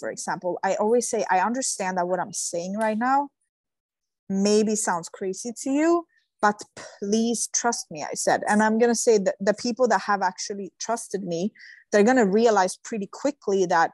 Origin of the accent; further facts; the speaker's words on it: Sweden; moved away; I come from Sweden